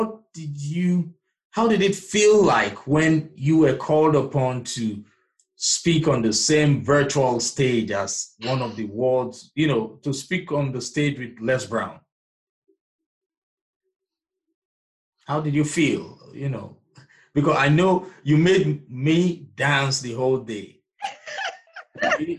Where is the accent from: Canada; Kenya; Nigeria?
Nigeria; I'm originally from Nigeria